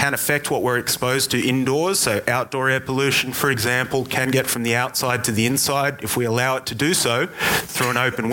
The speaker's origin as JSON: {"language": "English", "town": "Sydney", "region": "New South Wales", "country": "Australia", "tie": "born or raised there", "moved": "as an adult", "lives_now": "Brisbane, Australia", "said": "I'm actually born and raised in Sydney"}